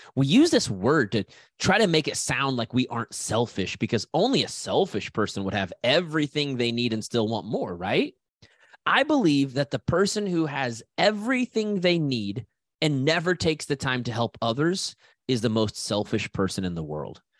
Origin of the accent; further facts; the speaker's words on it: Haysville, Kansas, United States; I'm a kid from Hayesville, Kansas